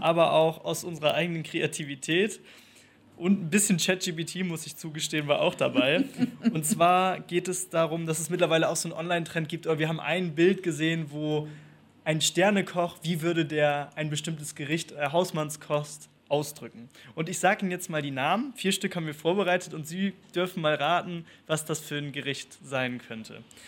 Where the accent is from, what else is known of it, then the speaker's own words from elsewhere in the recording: Northern Germany, Germany; moved away; also born or lived in Spain; Ich komme aus Norddeutschland